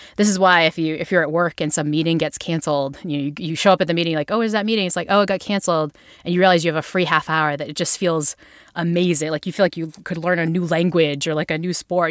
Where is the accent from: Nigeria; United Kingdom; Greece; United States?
United States; Northeast; I'm from the Northeast, like, I'm a Yankee girl at heart